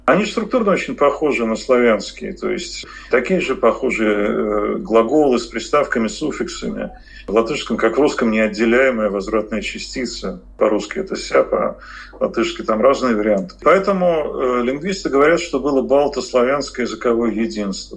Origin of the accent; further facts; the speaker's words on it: Moscow, Russia; мы москвичи, мы говорим «булочная»